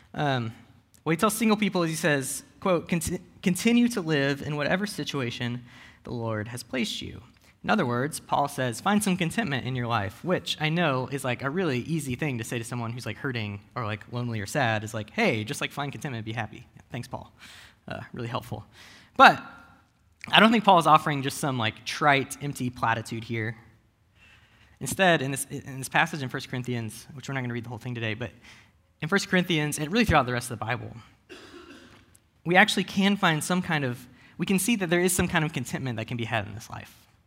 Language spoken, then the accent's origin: English; United States; I am an American millennial